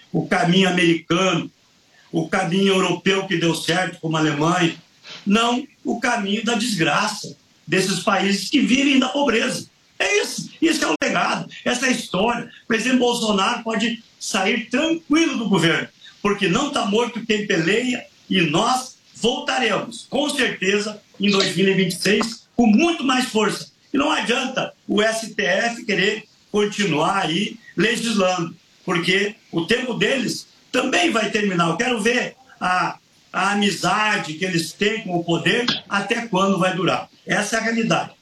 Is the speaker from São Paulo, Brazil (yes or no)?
no; Soledade, Rio Grande do Sul, Brazil; lá em Soledade, na minha terra